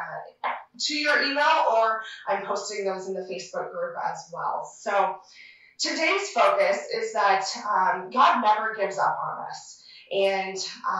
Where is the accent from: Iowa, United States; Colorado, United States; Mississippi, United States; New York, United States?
Iowa, United States; Sherrill; also born or lived in Ames, Iowa / DeWitt, Iowa; now in Manning, United States; my hometown of Sheraton